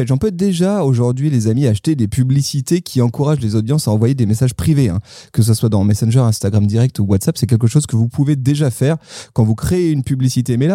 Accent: France

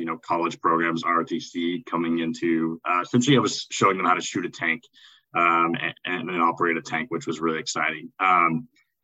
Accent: East Tennessee, United States; moved away; my background from a small town in East Tennessee

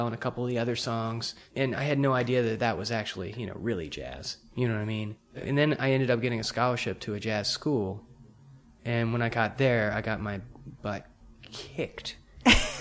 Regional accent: Pascagoula, Mississippi, United States; I was a typical kid growing up in Pascagoula, Mississippi

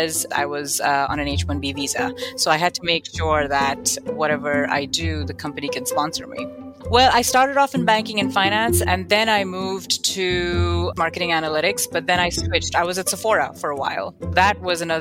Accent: Kuwait; moved away as an adult; also born or lived in Buffalo, United States; now in United States; I am born and raised in Kuwait in the Middle East to an Indian immigrant family.

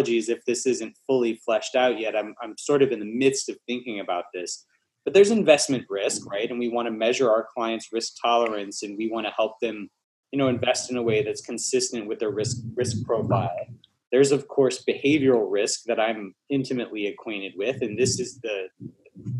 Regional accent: Alabama, United States; moved away as an adult; now in Atlanta, United States; We moved from Alabama, where I grew up, to here in Atlanta

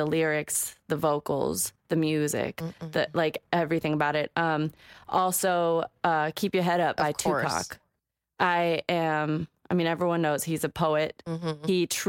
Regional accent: Ellensburg, Washington, United States; growing up in Ellensburg, that's all everybody listened to. And for 7 years of living there, I listened to Fuzzy Radio Station because the hip hop station was the next town over.

